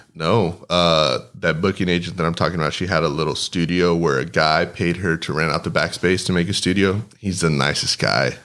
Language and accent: English; Del Rio, Texas, United States; born or raised there; first language Spanish; English is a second language